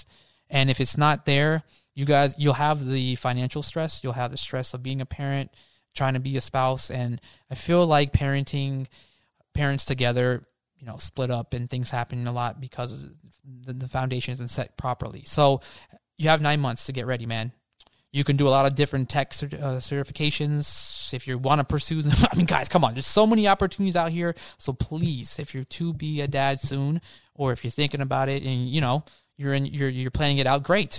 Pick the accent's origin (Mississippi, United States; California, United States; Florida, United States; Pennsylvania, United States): Florida, United States; I'm from Florida